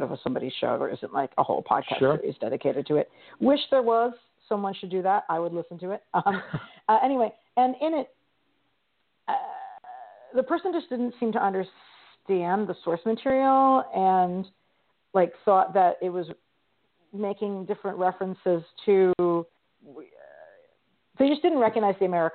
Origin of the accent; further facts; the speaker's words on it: Mid-Atlantic, United States; I grew up in the Mid-Atlantic region, and we did a lot of history-focused regional tourism as a kid